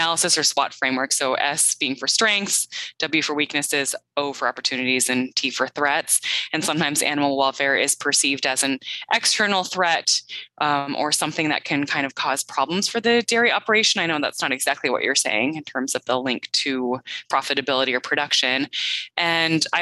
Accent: Midwest, United States; moved away as an adult; also born or lived in US East Coast / US West Coast / Canada; now in Madison, United States; I grew up in the Midwest, and I'm happy to call that home again, although I have lived on both coasts of the U.S. as well as in Canada

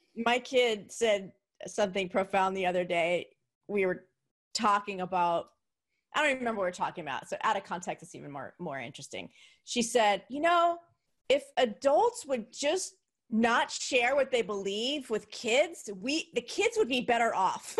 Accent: New Jersey, United States; where I grew up, um, in New Jersey, the city was New York

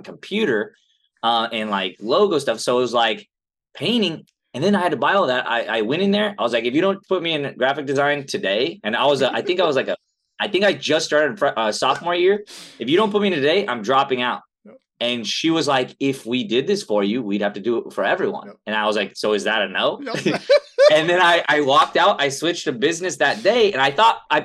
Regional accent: Los Angeles, California, United States; also born or lived in Pasadena; I was born in Pasadena, grew up in Southern California, right here

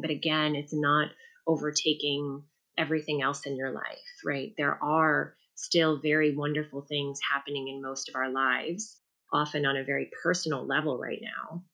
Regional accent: New York City, New York, United States; I grew up in New York City

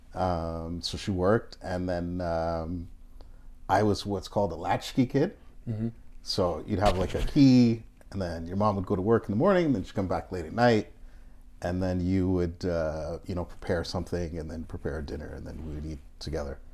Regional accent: Toronto, Ontario, Canada; moved away as an adult; now in Japan; growing up in Canada as a black Canadian

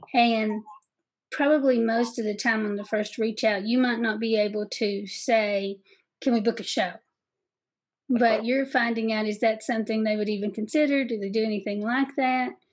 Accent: Southeast Kentucky, United States; accent: Southeast Kentucky; my Southeast Kentucky accent

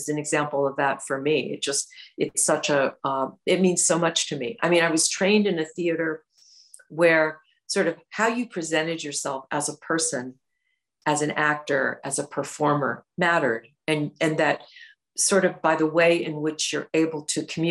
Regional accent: Midwest, United States; moved away; I came from the Midwest, and my parents are from the Midwest

